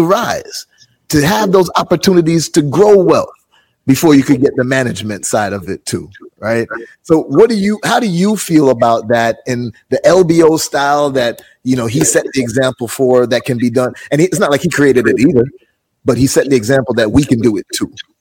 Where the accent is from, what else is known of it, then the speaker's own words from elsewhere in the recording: Jamaica; I'm Jamaican